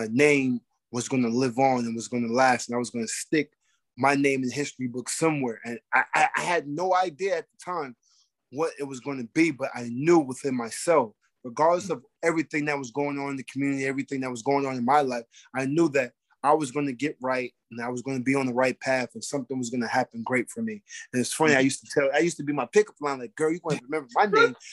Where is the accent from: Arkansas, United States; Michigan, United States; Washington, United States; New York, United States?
New York, United States; Arbor Hill; I come from Arbor Hill. I, nobody never thought I was going to be a heavyweight champion of the world.